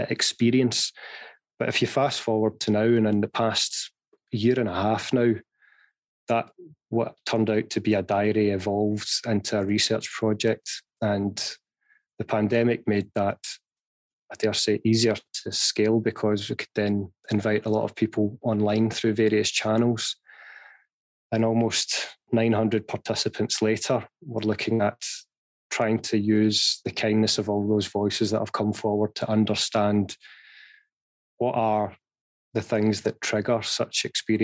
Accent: Glasgow, Scotland, United Kingdom; I was born and raised in Glasgow.

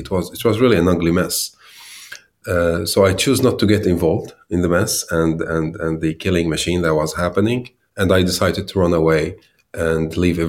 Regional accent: Damascus, Damascus Governorate, Syria; moved away as an adult; now in Sweden; basically, I walked to Sweden in 2015, where I was one of the refugees who entered the country in that autumn. I grew up in Damascus, Syria, in a working class family

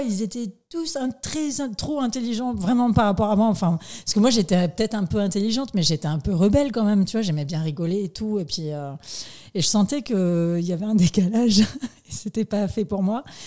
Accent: Nouméa, South Province, New Caledonia; je suis née le 26 mai 1987 exactement à Nouméa

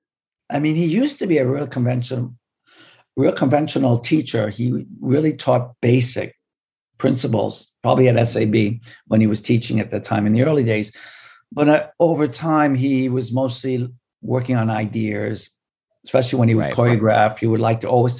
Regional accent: New York City, New York, United States; I grew up in the Upper West Side.

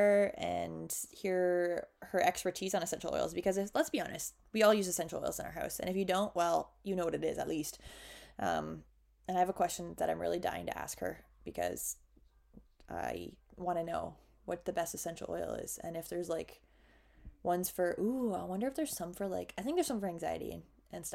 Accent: Canada; accent: Canadian; My Canadian accent might come out too.

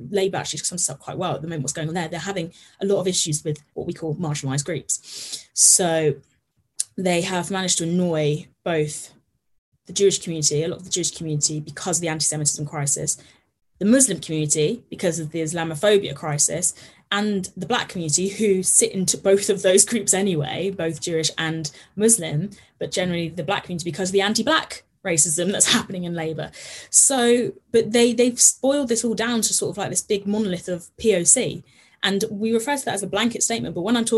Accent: Herefordshire, West Midlands, United Kingdom; now in London, United Kingdom; I grew up in Herefordshire, which is a tiny little county on the border of Wales

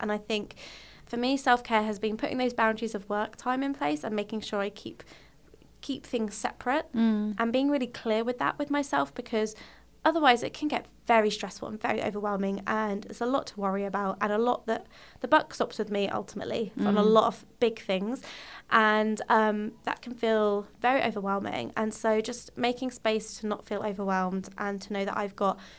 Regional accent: United Kingdom; being British, we like to suppress and don't like to acknowledge our emotions

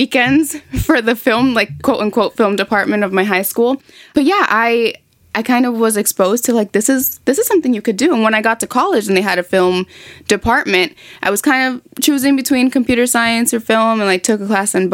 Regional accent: New York City, New York, United States; moved away as an adult; now in Los Angeles, United States; My family is from the Dominican Republic, but I was raised in New York City

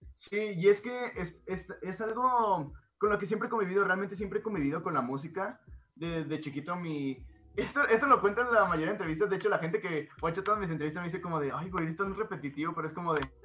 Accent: Guadalajara, Jalisco, Mexico; vengo de Guadalajara

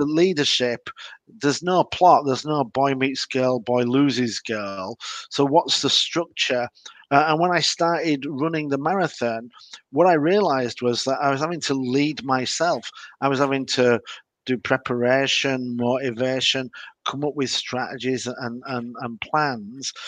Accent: Leeds, Yorkshire and the Humber, United Kingdom; I'm from Leeds. We hate Manchester United.

